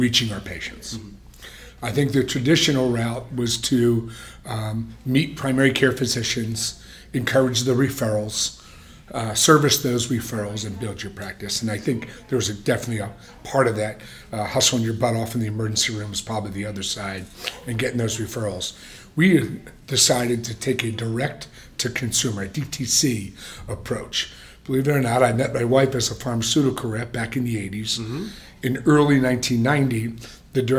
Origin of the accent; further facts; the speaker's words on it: New Jersey, United States; moved away as an adult; also born or lived in Philadelphia / Ohio; now in Las Vegas, United States; I'm a kid from Jersey, married a girl from Texas